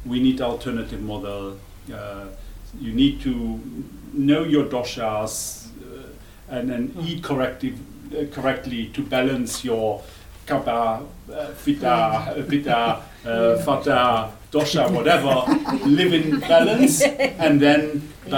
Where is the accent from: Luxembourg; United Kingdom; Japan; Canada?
Luxembourg; English is a second language; moved away as an adult; now in South Africa; I'm not German, because Luxembourg is independent and we speak a dialect that split 1,000 years ago